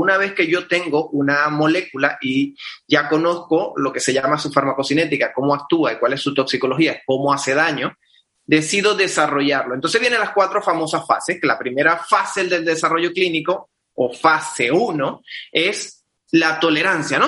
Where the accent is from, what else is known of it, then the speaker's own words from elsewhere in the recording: Venezuela; soy venezolano, médico de Venezuela